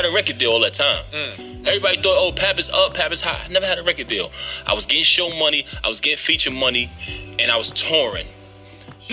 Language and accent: English; New York City, New York, United States; I come from Brooklyn, from the sidewalk